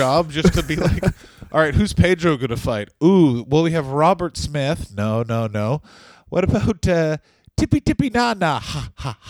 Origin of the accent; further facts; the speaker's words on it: Puerto Rico; No, Stu, I'm from Puerto Rico.